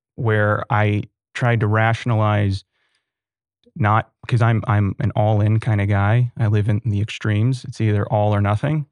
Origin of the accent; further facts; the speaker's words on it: Sugar Land, Texas, United States; also born or lived in Austin, Texas; I grew up in Sugarland